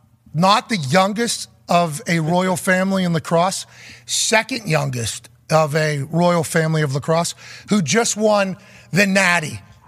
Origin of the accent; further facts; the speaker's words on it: Pittsburgh, Pennsylvania, United States; I grew up in East Hills of Pittsburgh.